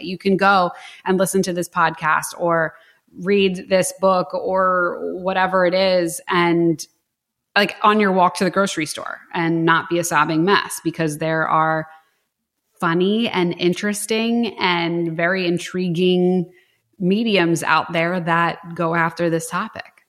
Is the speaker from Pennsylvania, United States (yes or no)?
yes; Philadelphia, Pennsylvania, United States; I'm like from Philadelphia